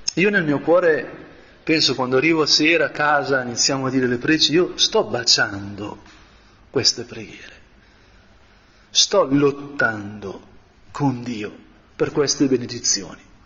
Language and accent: Italian; Brianza, Lombardy, Italy; da buon Brianzolo